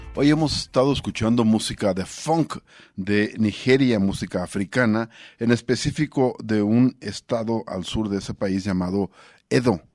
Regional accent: Mexico

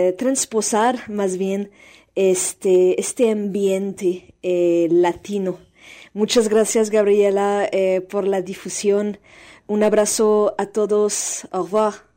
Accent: France; Spanish is a second language; moved away as an adult; also born or lived in Paris; now in Guadalajara, Mexico; soy cantautora francesa

